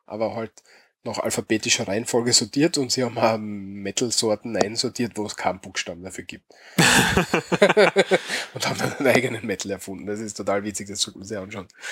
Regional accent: Austria; bei uns in Österreich

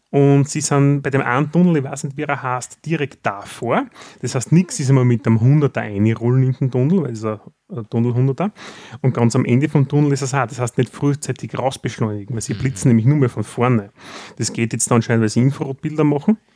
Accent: Austria; Was macht es für uns als Österreicher natürlich einfacher?

